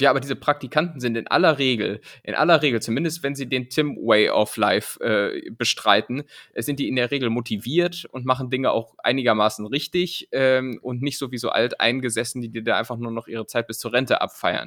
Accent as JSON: {"language": "German", "region": "Lower Saxony", "country": "Germany", "tie": "born or raised there", "moved": "yes", "said": "dieses Niemandsland, in dem ich ja aufgewachsen"}